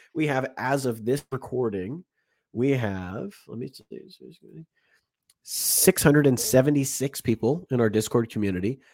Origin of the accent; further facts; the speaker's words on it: United States; as an American